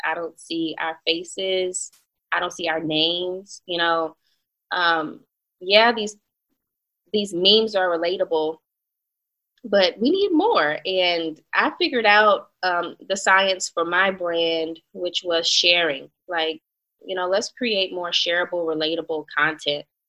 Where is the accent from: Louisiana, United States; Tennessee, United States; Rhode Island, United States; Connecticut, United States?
Louisiana, United States; Baton Rouge; also born or lived in Atlanta; being from Baton Rouge